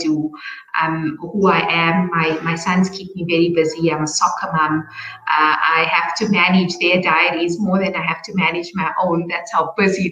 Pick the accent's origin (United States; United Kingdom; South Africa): South Africa; Johannesburg, Gauteng; born in Johannesburg.